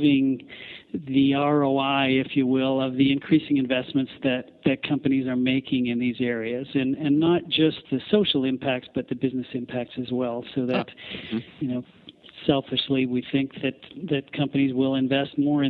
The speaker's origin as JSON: {"language": "English", "country": "Canada"}